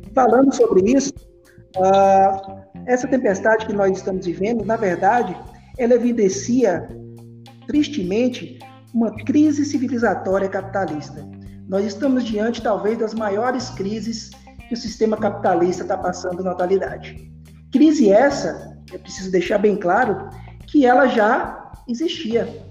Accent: Bahia, Brazil; moved away as an adult; now in Paraíba, Brazil; sou baiano

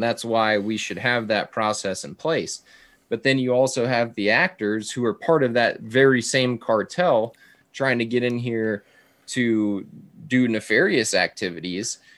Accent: South Texas border, United States; growing up on the South Texas border

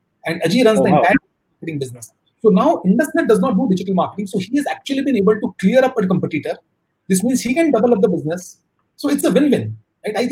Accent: Kolkata, West Bengal, India; I come from Kolkata, which is slow moving

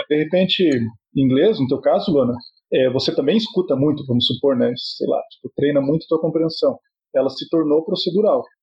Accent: Cascavel, Paraná, Brazil; Era uma cidade, eu, eu, nasci em Cascavel

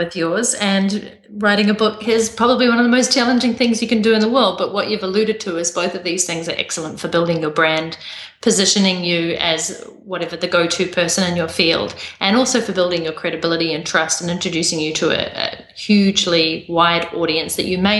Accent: New Zealand; accent: New Zealand; my accent from New Zealand.

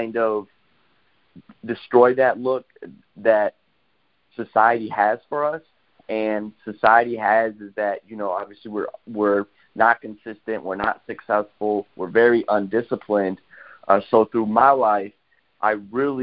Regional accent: Waterford, Michigan, United States; I'm from Waterford, Michigan

